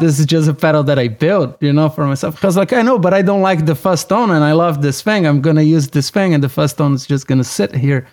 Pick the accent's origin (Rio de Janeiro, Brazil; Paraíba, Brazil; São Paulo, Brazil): São Paulo, Brazil; now in Los Angeles, United States; I was born and raised in Brazil, in São Paulo.